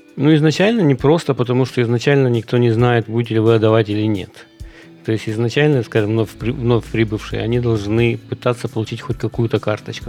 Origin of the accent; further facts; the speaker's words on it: Kyiv, Ukraine; moved away as an adult; now in United States; в Киеве, я из Киева